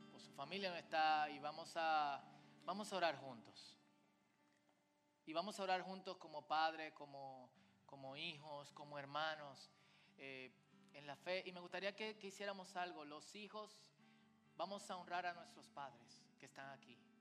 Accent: Dominican Republic; como decimos en buen dominicano

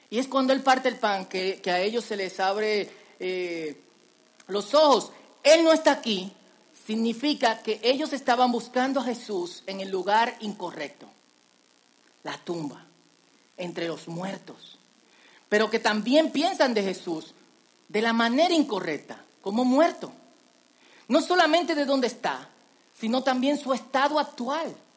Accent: Dominican Republic; En dominicano decimos vainita

